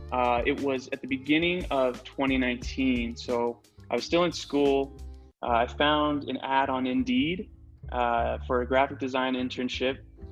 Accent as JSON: {"language": "English", "town": "Oxnard", "region": "California", "country": "United States", "tie": "born there", "also_born_or_lived": "Washington / Uruguay / Idaho / Illinois", "said": "I was born in Oxnard, California, 23 years old. I'm actually a military brat, meaning my dad was in the Navy. So I moved around a lot, lived in California, Washington, Uruguay, Idaho, Illinois."}